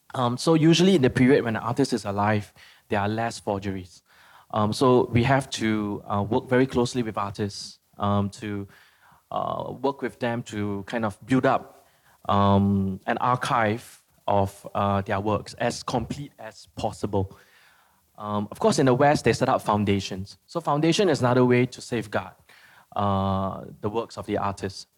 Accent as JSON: {"language": "English", "country": "Philippines", "said": "I'm from the Philippines"}